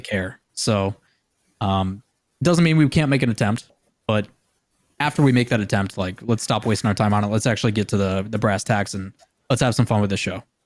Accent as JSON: {"language": "English", "town": "Green Bay", "region": "Wisconsin", "country": "United States", "said": "I come from Green Bay, Wisconsin."}